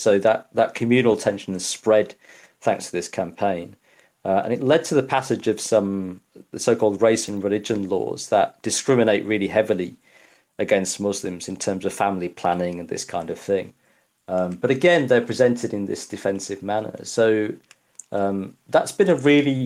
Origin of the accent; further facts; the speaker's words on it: Yorkshire and the Humber, United Kingdom; I grew up in Yorkshire in the 80s